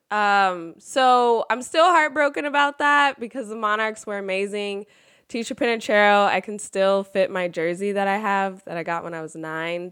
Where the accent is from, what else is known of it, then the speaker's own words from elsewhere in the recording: Sacramento, California, United States; I'm actually from Sacramento and grew up a Lakers fan